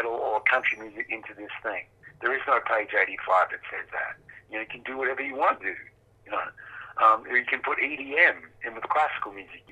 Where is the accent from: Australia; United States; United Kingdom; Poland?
Australia; Perth, Western Australia; when we were kids, we grew up in Perth in Western Australia